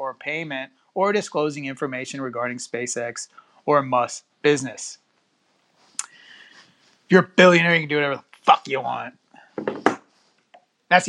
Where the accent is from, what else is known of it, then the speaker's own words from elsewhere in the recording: Houston, Texas, United States; also born or lived in Cypress, Texas; I'm in the Houston area. Born and raised in Houston. About 10 years ago, moved out to the Cypress area